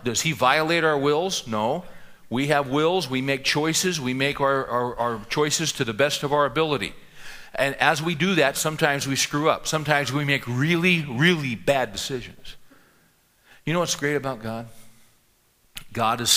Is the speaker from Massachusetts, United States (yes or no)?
no; San Joaquin Valley, California, United States; I grew up in the San Joaquin Valley in California, the agricultural region that runs north of Los Angeles.